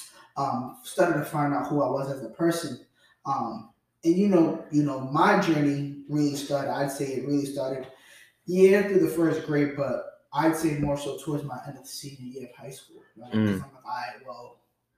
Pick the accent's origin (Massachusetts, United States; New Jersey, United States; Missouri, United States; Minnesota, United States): Massachusetts, United States; Boston; Haitian kid, you know, grew up, born and raised in Dorchester